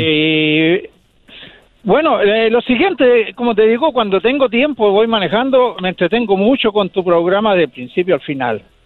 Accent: Chile; now in United States

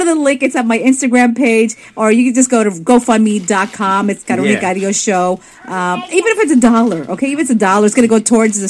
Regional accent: New York, United States; I'm a New Yorker

